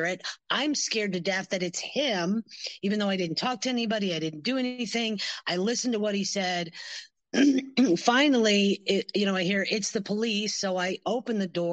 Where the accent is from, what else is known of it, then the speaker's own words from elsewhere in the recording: Pennsylvania, United States; moved away as an adult; also born or lived in Michigan; I grew up in Pennsylvania